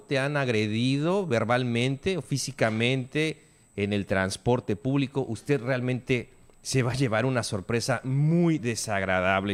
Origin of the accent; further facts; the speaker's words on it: Mexico; como mexicanos